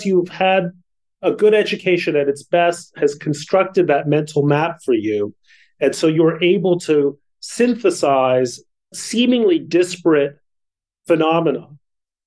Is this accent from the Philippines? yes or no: no; Mexico City, Mexico; now in United States; I grew up in Mexico City.